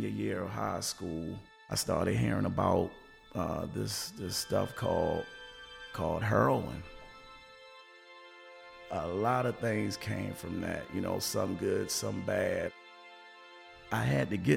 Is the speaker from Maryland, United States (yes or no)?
yes; Baltimore, Maryland, United States; I grew up in Northwest Baltimore, Garrison Avenue